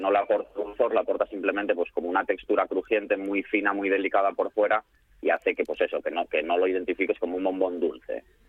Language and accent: Spanish; Salinas, Asturias, Spain; yo soy de Salinas, que estoy aquí cerca